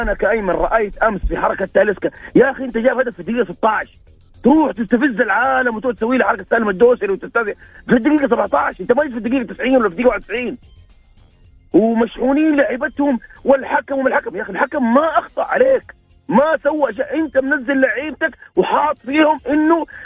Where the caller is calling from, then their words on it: Jeddah, Makkah Province, Saudi Arabia; من جده